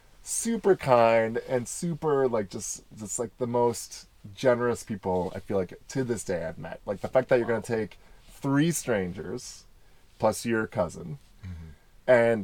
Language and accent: English; Midwest, United States; also born or lived in Michigan; I grew up in the Midwest